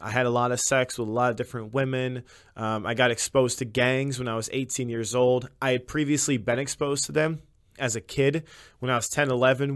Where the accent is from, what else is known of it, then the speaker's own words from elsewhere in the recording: Illinois, United States; I was raised throughout Illinois.